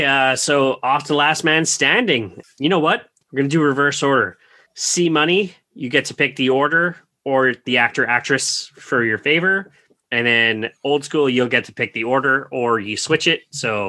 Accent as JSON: {"language": "English", "country": "Canada", "said": "we're Canadian, so it's much better for us financially in the end."}